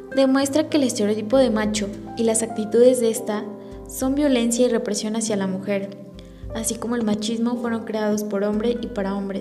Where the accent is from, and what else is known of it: Mexico